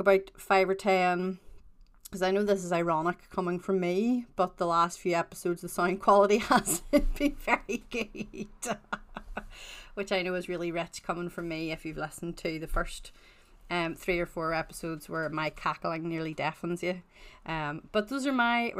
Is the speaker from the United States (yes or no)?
no; Northern Ireland, United Kingdom; I am also Northern Irish